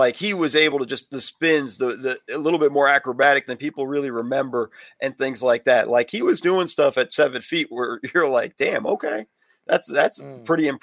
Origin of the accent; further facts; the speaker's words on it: West Coast, United States; I grew up on the West Coast